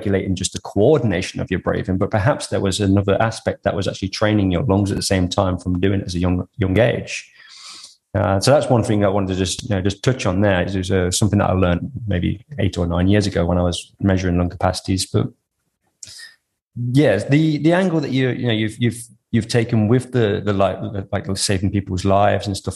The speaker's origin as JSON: {"language": "English", "town": "Coventry", "region": "West Midlands", "country": "United Kingdom", "tie": "born or raised there", "also_born_or_lived": "Western Australia", "moved": "yes", "lives_now": "Australia", "said": "I grew up in Coventry in the UK, which is basically like the middle of the island"}